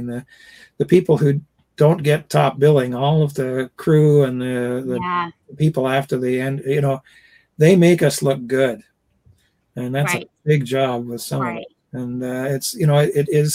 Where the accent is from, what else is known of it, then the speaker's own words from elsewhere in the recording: Canada; accent: Canadian; my Canadian accent